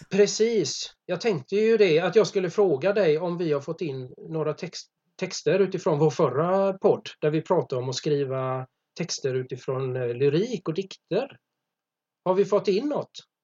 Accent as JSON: {"language": "Swedish", "town": "Gothenburg", "region": "Västra Götaland", "country": "Sweden", "said": "jag är från Göteborg."}